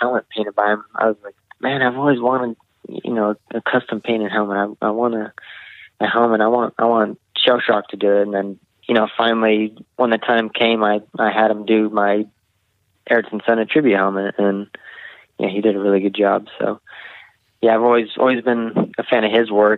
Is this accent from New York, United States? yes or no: no; a few hours from Chico, California, United States; where I grew up was a few hours away